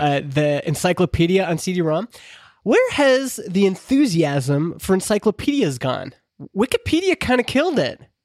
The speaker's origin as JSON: {"language": "English", "region": "Alberta", "country": "Canada", "tie": "born or raised there", "said": "growing up in Alberta in the eighties"}